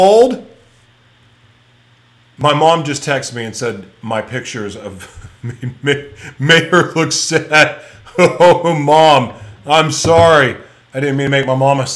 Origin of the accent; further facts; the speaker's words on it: United States; growing up in America